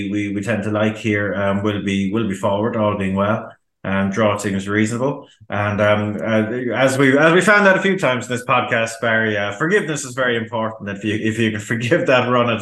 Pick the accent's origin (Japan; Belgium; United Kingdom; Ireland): Ireland; as an Irishman